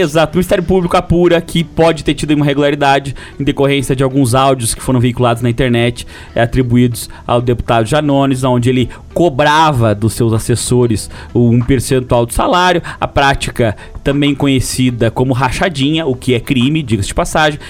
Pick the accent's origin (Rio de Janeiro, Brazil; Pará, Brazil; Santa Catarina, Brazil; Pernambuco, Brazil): Santa Catarina, Brazil; Lages; accent: lageano; nosso dialeto popular lajanês